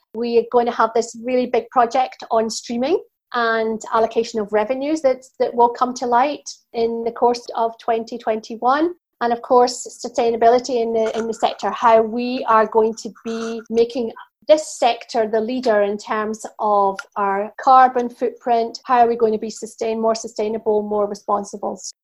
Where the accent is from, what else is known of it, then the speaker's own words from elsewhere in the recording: Scotland, United Kingdom; I'm Scottish